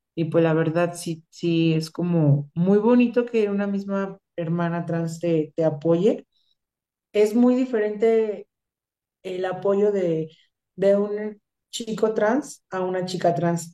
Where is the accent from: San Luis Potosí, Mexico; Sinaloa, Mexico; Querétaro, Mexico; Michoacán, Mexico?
Michoacán, Mexico; yo soy de Michoacán